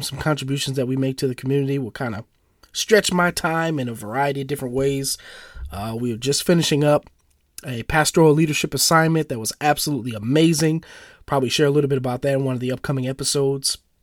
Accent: St. Paul, Minnesota, United States; I was born and raised in St. Paul, Minnesota, which is the capital of Minnesota

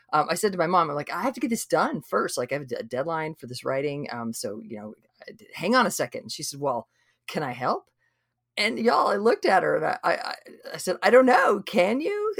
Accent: Idaho, United States; now in Texas, United States; we live in Texas. I grew up in Idaho.

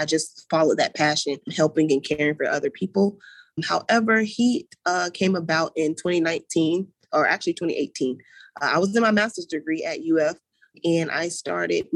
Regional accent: Gainesville, Florida, United States; moved away as an adult; now in Jacksonville, United States; I come from that east side part of Gainesville

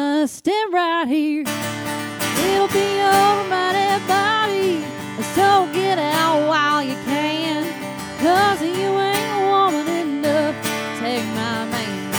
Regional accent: Liberty, Kentucky, United States; moved away as an adult; also born or lived in Bowling Green, Kentucky / Nashville, Tennessee; now in Frisco, United States; I'm originally from Kentucky. I'm from a little three stoplight town that would have been showcased in Hee Haw back in the day. Uh-huh. Called Liberty, Kentucky. Yeah. And I moved out of there when I was 18 to go to college

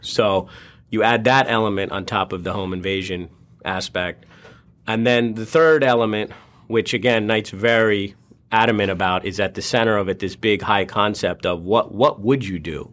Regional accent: India; moved away; he was born in India, you know, as was

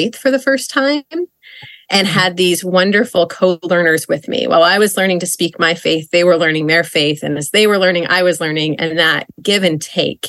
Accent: Idaho, United States; also born or lived in Indiana; now in Philadelphia, United States; I live and work outside of Philadelphia, but I grew up in Idaho.

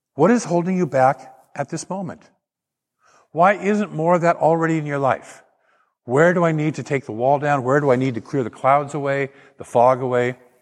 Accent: Portland, Oregon, United States; I grew up in Portland and, and down, down river from there, as the Columbia River hits the ocean

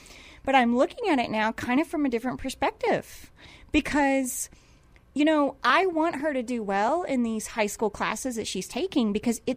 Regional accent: Indiana, United States; moved away; I grew up in Indiana.

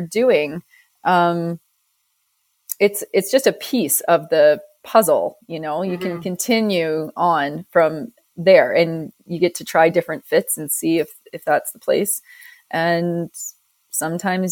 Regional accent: Ontario, Canada; now in Calgary, Canada; You're not from the West. As neither am I. We're both Ontario girls.

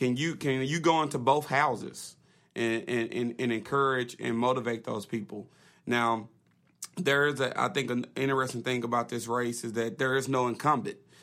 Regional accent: Little Rock, Arkansas, United States; I grew up in Southwest

